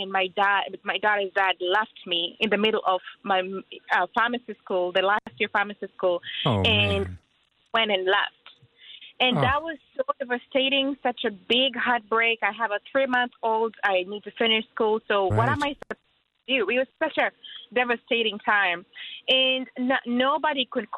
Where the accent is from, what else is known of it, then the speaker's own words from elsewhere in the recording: Kenya; moved away; I'm from Africa, Kenya